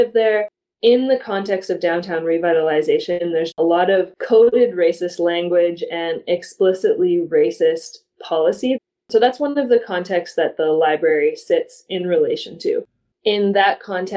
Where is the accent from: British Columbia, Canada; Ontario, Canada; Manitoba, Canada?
Manitoba, Canada; Winnipeg; also born or lived in Montreal / Toronto / New York; I'm originally from Winnipeg, and I went to school in Montreal and Toronto and New York